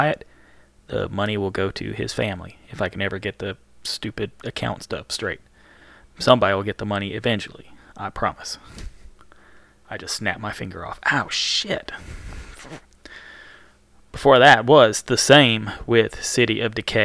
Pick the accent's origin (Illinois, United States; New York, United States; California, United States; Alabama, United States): Alabama, United States; Birmingham; I'm from Birmingham. Birmingham, Alabama. Not Birmingham in England